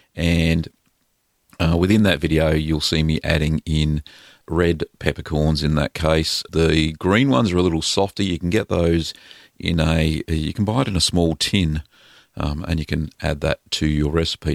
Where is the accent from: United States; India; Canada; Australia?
Australia; Victoria; in Victoria, here in Australia, in my home state